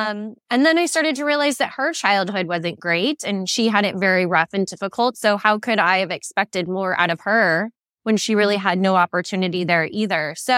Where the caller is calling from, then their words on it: Phoenix, Arizona, United States; I'm in Phoenix and it's about 115.